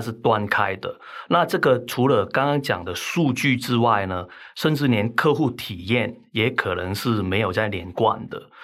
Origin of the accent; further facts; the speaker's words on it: Hong Kong; accent: Hong Kong; now in Taiwan; 听我口音可能都听得出来，那我其实是香港来的，哈。那我在台湾定居很长时间，但是我的口音就是总是都是改不了